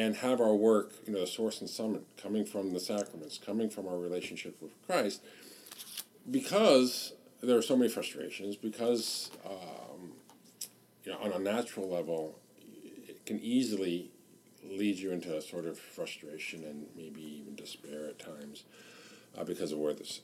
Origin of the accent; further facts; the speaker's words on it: Northern California, United States; moved away as an adult; also born or lived in Steubenville, Ohio / Washington, D.C.; I'm from California, like Melissa as well, Northern California